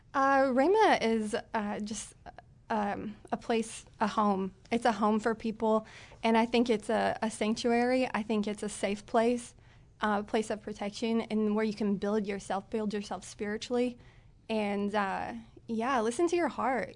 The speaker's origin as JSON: {"language": "English", "area": "Springfield Branson area", "region": "Missouri", "country": "United States", "moved": "yes", "said": "I'm from the Springfield Branson area."}